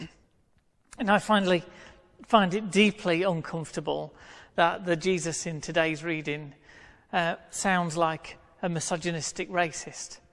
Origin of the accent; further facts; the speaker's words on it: United Kingdom; We Brits